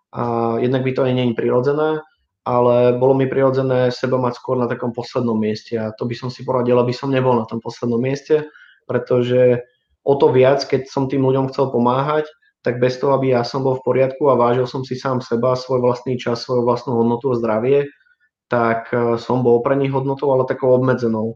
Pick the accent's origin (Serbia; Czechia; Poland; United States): Czechia; Brno, South Moravian Region; moved away as an adult; now in Bratislava, Slovakia; som celým človekom žil dovtedy v, na Morave, v Brne